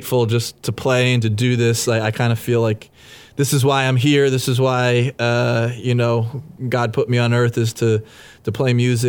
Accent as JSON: {"language": "English", "town": "Worcester", "region": "Massachusetts", "country": "United States", "tie": "born or raised there", "said": "my hometown of Worcester, Mass, at Mechanics Hall"}